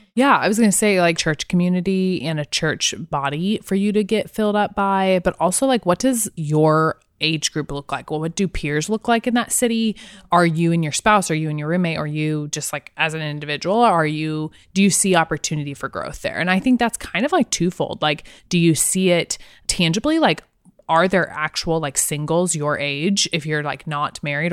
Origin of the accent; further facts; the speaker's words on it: Liberty, Missouri, United States; now in Columbia, Missouri, United States; I'm from Kansas City, even in high school. So I went to Liberty High School, which is like a suburb of Kansas City